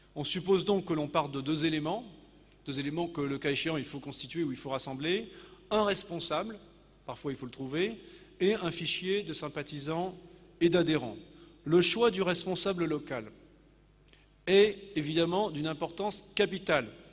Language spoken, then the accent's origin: French; Normandy, France; chez nous en Normandie